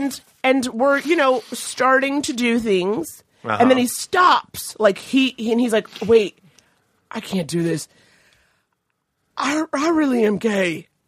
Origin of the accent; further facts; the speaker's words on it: New York City, New York, United States; Yeah, in New York. Okay. So I lived in Harlem.